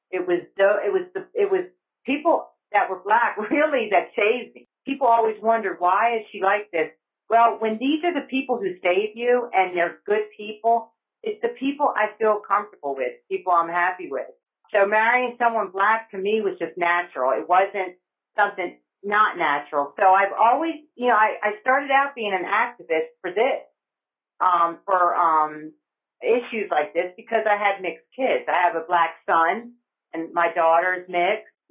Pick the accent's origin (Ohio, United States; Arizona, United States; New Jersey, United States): New Jersey, United States; moved away as an adult; also born or lived in Alabama / Egypt; now in College Station, United States; I grew up in New Jersey. Um, my mom was from New Jersey. My dad was from Georgia, and uh, we grew up in a in a little town near Woodbury.